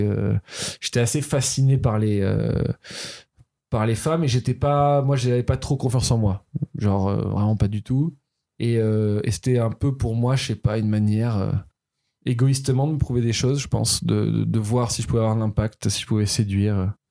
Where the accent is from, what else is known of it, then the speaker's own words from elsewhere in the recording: Toulouse, Occitania, France; moved away; also born or lived in Paris; Je suis né à Toulouse, mon adolescence est passée à Toulouse.